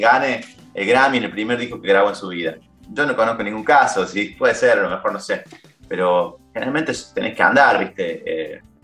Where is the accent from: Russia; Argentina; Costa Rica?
Argentina; town near Córdoba; moved away as an adult; now in Buenos Aires, Argentina; mi pueblo a hablar con ellos. Yo ya vivía en Córdoba capital, que está a 12 kilómetros